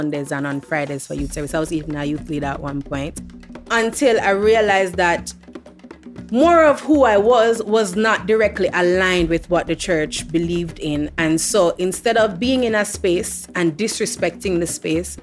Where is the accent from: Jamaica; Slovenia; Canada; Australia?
Jamaica; Kingston; I grew up in Kingston with my mom and my brother.